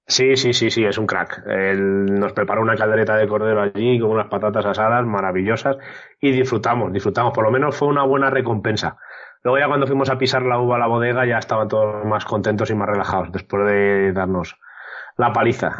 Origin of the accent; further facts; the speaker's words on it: San Juan de la Nava, Castile and León, Spain; mi pueblo, San Juan de es un pueblo pequeñito, de 600 habitantes